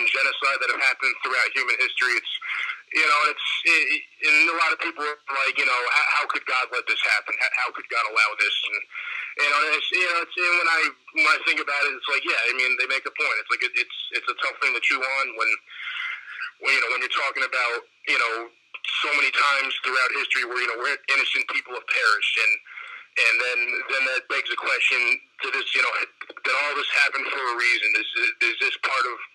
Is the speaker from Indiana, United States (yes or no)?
no; a town near Catskill, New York, United States; this has always been my hometown